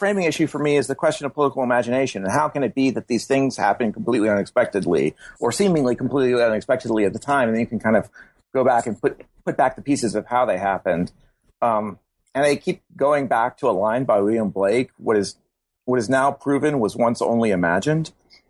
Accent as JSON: {"language": "English", "country": "Germany", "tie": "born there", "said": "I was born in Germany. My father was in the military"}